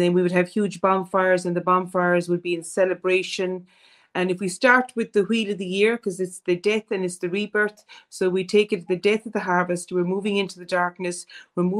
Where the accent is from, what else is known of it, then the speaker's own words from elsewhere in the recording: Ireland; as Irish people